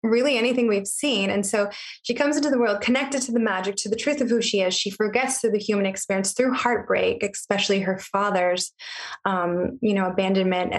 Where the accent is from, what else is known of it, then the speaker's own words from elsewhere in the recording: Riverside County, California, United States; I actually grew up in Riverside County.